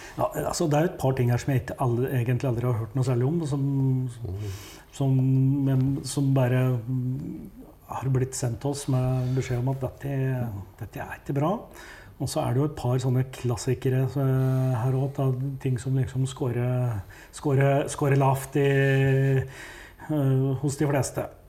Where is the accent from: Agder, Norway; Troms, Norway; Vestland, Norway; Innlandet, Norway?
Innlandet, Norway; Hedmark; jeg kommer jo fra Hedmark